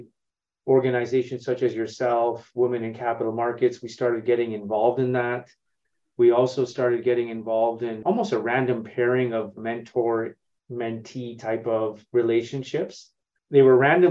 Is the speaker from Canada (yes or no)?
yes; Toronto, Ontario, Canada; moved away as an adult; I'm originally from Toronto, born and raised, and have spent about 20 years outside of Canada, living in multiple countries